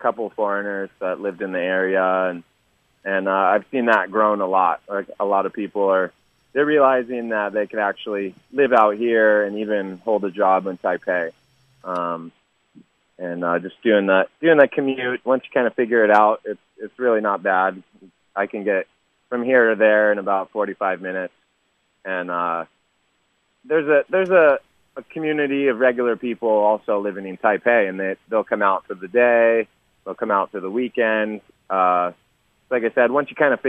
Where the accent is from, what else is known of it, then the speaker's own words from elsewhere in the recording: California, United States; growing up in California